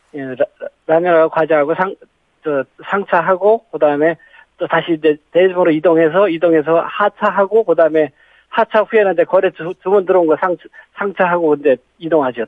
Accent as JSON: {"language": "Korean", "town": "Yongin", "region": "Gyeonggi Province", "country": "South Korea", "tie": "born or raised there", "moved": "yes", "lives_now": "Gimpo, South Korea", "said": "경기도 용인입니다"}